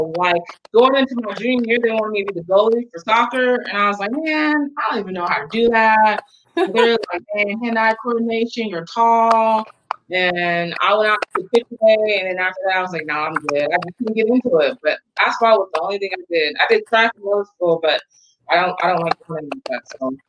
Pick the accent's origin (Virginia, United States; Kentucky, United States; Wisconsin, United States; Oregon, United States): Virginia, United States; Norfolk; Well, first, I'm originally from Norfolk, Virginia. Okay. So that's where I'm from.